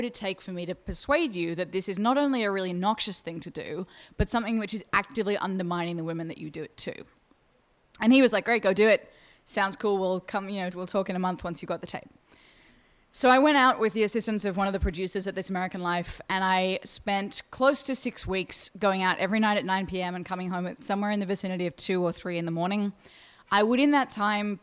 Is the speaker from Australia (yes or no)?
yes; Australia; you can hear my accent, I'm from Australia